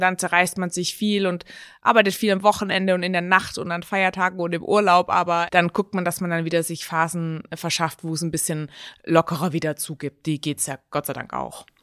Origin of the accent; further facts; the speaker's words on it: Stuttgart, Baden-Württemberg, Germany; moved away as an adult; also born or lived in Hamburg; now in Mainz, Germany; ich komme aus Stuttgart